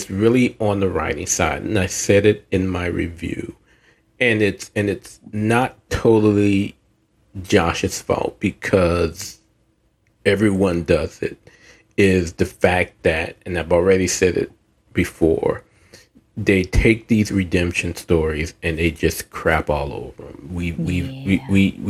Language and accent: English; the South, United States; I'm from the South